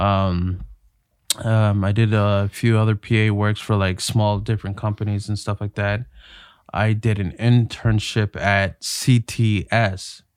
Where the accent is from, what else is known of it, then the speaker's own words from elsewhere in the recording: Toronto, Ontario, Canada; I grew up in Toronto, Ontario, uh, in North York.